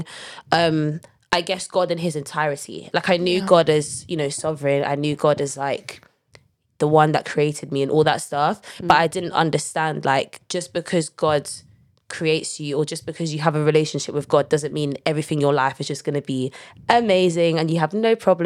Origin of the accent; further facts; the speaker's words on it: London, United Kingdom; I grew up in North London, you know, best part of London.